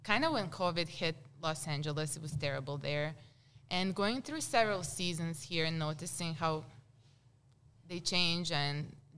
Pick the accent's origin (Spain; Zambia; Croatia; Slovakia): Croatia; now in Moab, United States; I was born on Blood Donators Day in Europe, and it was kind of when war was starting in Croatia